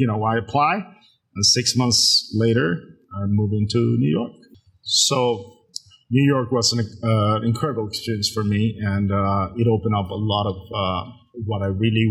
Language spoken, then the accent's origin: English; Acapulco, Guerrero, Mexico; also born or lived in Guadalajara; now in Los Cabos, Mexico; I was born in Acapulco, 1971